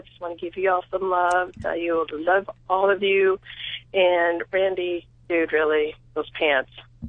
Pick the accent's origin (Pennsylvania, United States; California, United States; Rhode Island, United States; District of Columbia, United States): California, United States; Downey; now in Washington, United States; I grew up in Downey. But I moved up here to Washington.